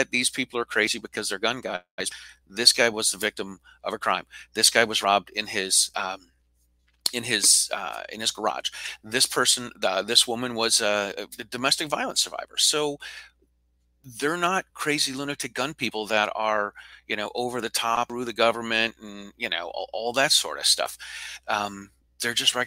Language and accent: English; Midwest, United States; moved away as an adult; also born or lived in Boston, Massachusetts; I grew up in the Midwest, moved to Boston to go to college